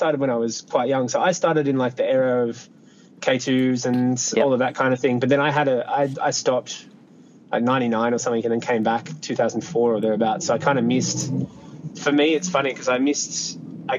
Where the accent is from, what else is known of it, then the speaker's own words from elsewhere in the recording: Newcastle, New South Wales, Australia; moved away as an adult; also born or lived in Albury; I grew up in Newcastle in New South Wales